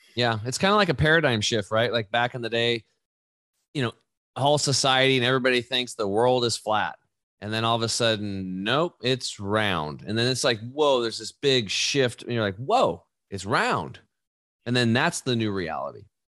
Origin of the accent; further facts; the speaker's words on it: Eastern Oregon, United States; I grew up in Eastern Oregon, uh, hunting and fishing